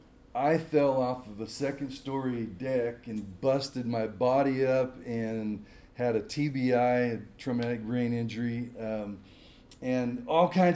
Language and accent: English; California, United States; moved away as an adult; also born or lived in Boerne, Texas; now in San Luis Obispo, United States; I'm a native Californian